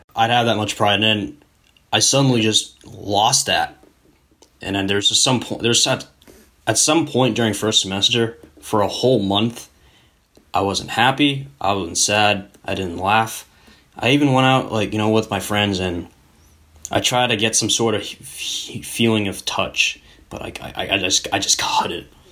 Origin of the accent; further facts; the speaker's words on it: United States; as a very patriotic Asian American